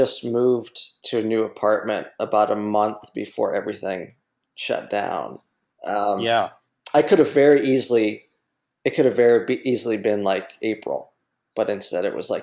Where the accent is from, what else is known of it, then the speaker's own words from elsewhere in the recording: Youngstown, Ohio, United States; In Youngstown, Ohio, my hometown